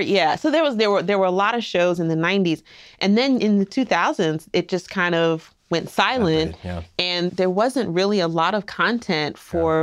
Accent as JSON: {"language": "English", "country": "United States", "tie": "born or raised there", "also_born_or_lived": "New Jersey / Queens, New York", "said": "I'm I'm from the East Coast. I grew up in New Jersey and New York, Queens, New York, not Harlem"}